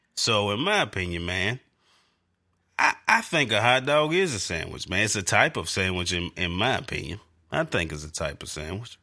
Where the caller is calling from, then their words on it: North Carolina, United States; I'm calling from North Carolina